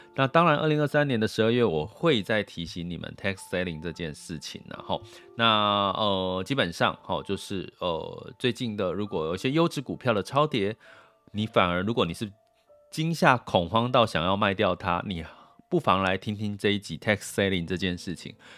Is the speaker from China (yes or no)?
no; Taiwan; 那我们台湾人